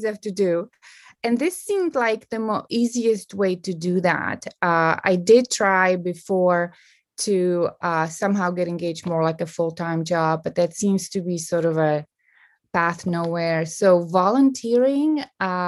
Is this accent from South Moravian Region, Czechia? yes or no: no; Prague, Czechia; growing up in Prague or in the Czech Republic